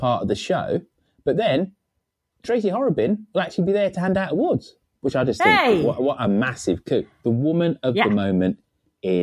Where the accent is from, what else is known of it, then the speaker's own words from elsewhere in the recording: Birmingham, West Midlands, United Kingdom; in Birmingham, my hometown